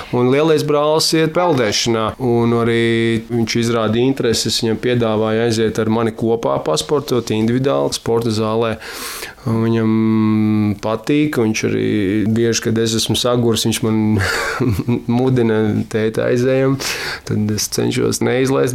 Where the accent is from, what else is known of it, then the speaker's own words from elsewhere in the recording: Sigulda, Sigulda Municipality, Latvia; Es nu, arī esmu dzimis audzis Siguldā